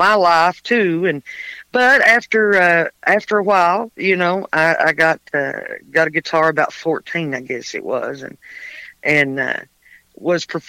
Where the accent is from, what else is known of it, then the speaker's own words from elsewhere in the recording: Middlesboro, Kentucky, United States; also born or lived in Pineville, Kentucky / Jacksonville; I was born and raised here where I am now in Middlesboro